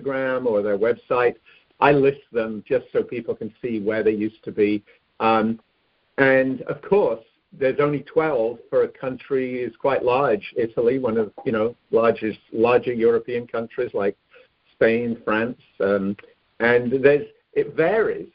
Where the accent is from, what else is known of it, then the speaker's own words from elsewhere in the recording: England, United Kingdom; now in Northern California, United States; I'm originally, maybe you can tell from my accent, I'm originally from England.